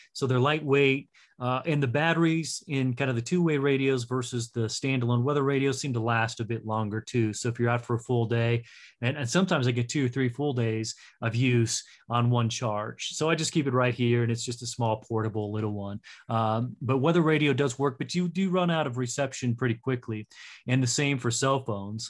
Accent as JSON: {"language": "English", "town": "Castle Rock", "region": "Colorado", "country": "United States", "tie": "born or raised there", "moved": "as an adult", "said": "I live in Castle Rock now and born and raised in Castle Rock"}